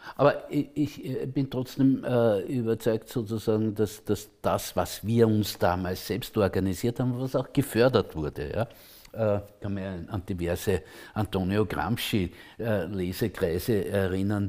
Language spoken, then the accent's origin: German; Lower Austria, Austria; ich komme aus Niederösterreich, aus einer autonomen Kleinstadt